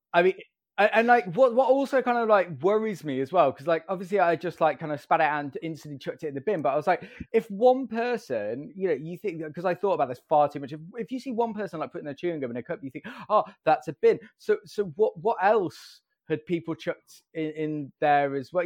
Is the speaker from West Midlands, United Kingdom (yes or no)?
yes; Staffordshire, West Midlands, United Kingdom; I grew up in, uh, Staffordshire in the Midlands.